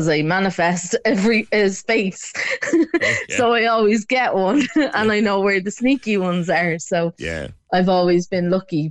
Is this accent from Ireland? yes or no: yes; Dublin, Leinster, Ireland; moved away; I'm actually originally from Crumlin, which is right around the corner from the hospital